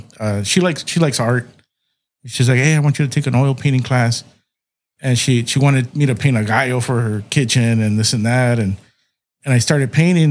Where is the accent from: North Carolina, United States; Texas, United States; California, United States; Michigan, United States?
California, United States; Calexico; moved away as an adult; now in San Diego, United States; I'm originally from Calexico